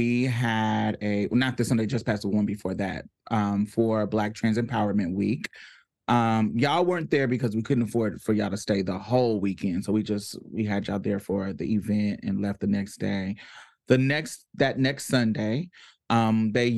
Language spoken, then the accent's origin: English; Indianapolis, Indiana, United States; now in Houston, United States; I'm not from Houston. I am from Indianapolis, Indiana. I am not a native